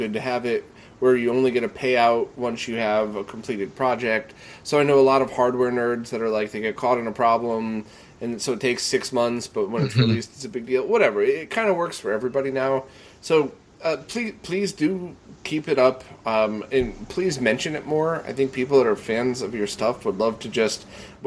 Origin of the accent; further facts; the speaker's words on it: Bridgeport, Connecticut, United States; I grew up in Bridgeport, Connecticut